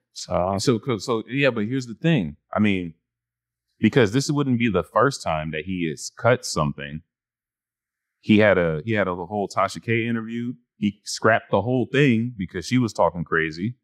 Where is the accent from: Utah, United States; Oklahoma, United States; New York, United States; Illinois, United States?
New York, United States; growing up in New York